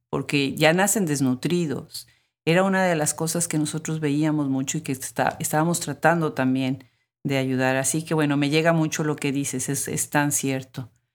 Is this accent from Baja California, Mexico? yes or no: no; Puebla, Mexico; moved away as an adult; now in United States; yo soy de México, de, soy de Puebla, y aunque vivo en Estados Unidos